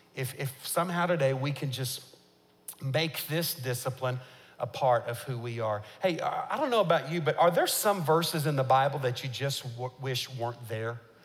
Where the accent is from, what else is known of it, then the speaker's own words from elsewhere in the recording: United States; as an American